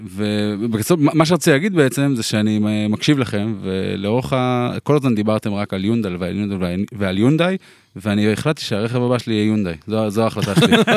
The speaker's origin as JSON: {"language": "Hebrew", "town": "Tel Aviv", "region": "Tel Aviv District", "country": "Israel", "said": "אני תל אביבי"}